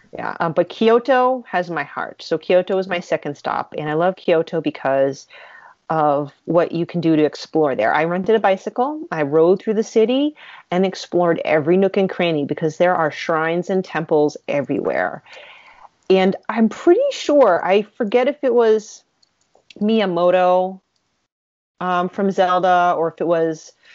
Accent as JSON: {"language": "English", "region": "New England", "country": "United States", "said": "I'm from New England"}